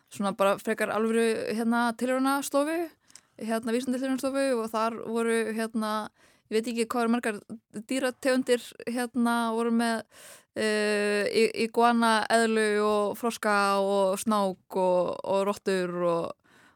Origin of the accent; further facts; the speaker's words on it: Chapel Hill, North Carolina, United States; moved away; ég ólst upp í bandækunum í Chapel Hill í Náru Karlínu og þar var ég í grunnskóla í Frank Porter Graham Elementary School